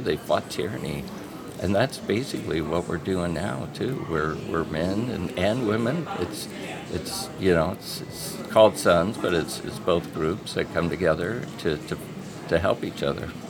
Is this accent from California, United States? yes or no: yes; Orange County, California, United States; moved away as an adult; now in Fargo, United States; I'm originally from California, and I spent a lot of years seeing the changes